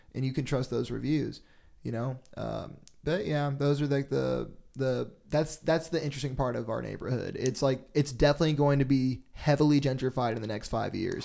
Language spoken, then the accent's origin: English; Jackson, Tennessee, United States; also born or lived in Seattle / Memphis; now in Nashville, United States; I'm from Jackson, Tennessee, and, like, that's between Memphis and Nashville. And growing up in Tennessee, Nashville was not a thing